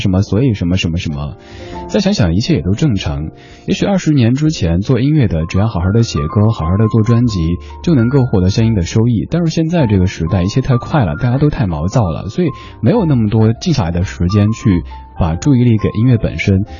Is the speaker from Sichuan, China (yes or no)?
yes; Sichuan, China; accent: Sichuanese; now in Beijing, China; 我的家乡话四川话